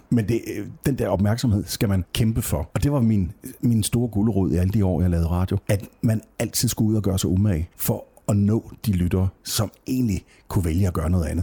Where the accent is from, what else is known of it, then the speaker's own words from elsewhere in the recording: Jutland, Denmark; Altså dels er jeg virkelig meget fra Jylland, hvad det der angår.